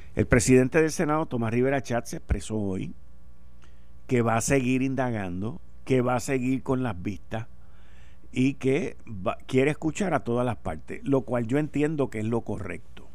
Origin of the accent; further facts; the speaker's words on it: Puerto Rico; nosotros somos boricua